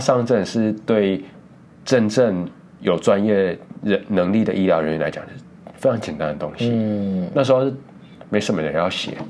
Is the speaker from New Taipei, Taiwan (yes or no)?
no; Taichung, Taiwan; also born or lived in Hsinchu; 我们台中人到那个新竹去读书